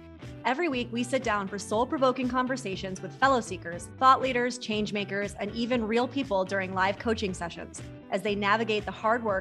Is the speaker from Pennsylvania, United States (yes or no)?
no; New York, United States; moved away; I'm also a New Yorker